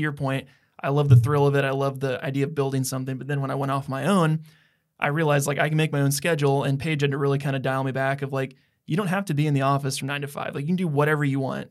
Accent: Donaldson, United States; their original house in Donaldson where we're from

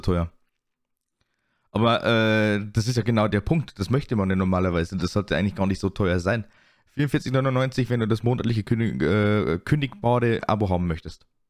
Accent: Germany; bei uns in Deutschland

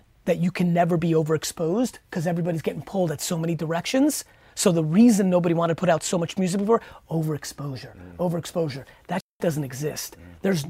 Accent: Edison, New Jersey, United States; I grew up in Edison, New Jersey. Good mixed culture. I'm 41

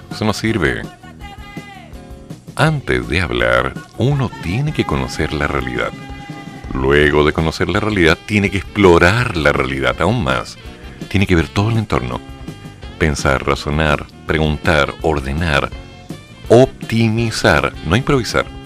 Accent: Chiloé, Los Lagos, Chile; born there; Oye, yo nací en Chiloé, tú un poquito más allá, muy bien.

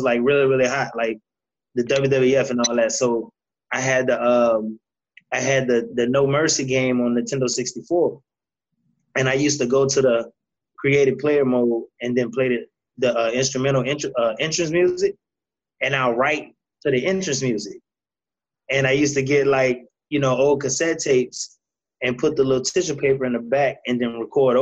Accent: New Orleans, Louisiana, United States; growing up in New Orleans

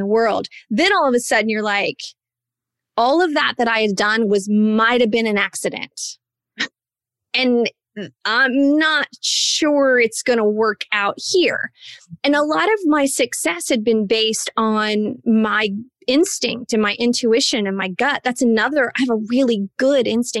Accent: Indiana, United States; I am from a small town in Indiana

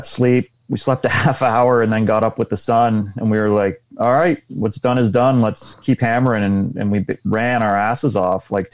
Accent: Unionville, Ontario, Canada; suburbia, Unionville. So just north of Toronto there

